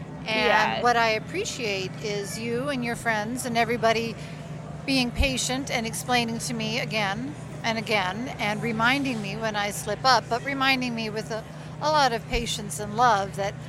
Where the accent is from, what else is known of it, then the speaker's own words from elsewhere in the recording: Canada; now in United States; Yes, we're Canadian.